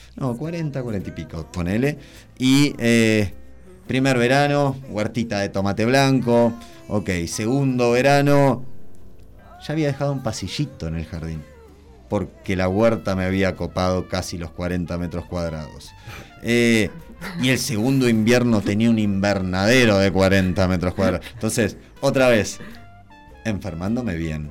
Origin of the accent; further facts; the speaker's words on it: Tres Arroyos, Buenos Aires Province, Argentina; moved away as an adult; now in Mendoza, Argentina; yo soy nacido en Tres Arroyos, sur de la provincia de Buenos Aires